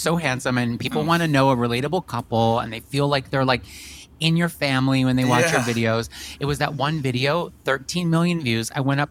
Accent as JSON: {"language": "English", "region": "New York", "country": "United States", "said": "I feel like you've just always been on my radar as a New Yorker"}